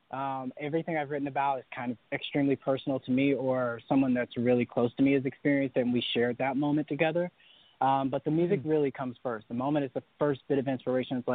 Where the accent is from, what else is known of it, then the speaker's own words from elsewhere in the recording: Sanford, North Carolina, United States; So I grew up in Sanford, North Carolina, which is kind of the middle of nowhere, North Carolina.